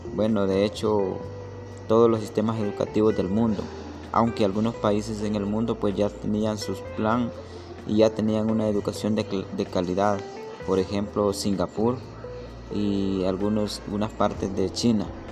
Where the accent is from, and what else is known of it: Honduras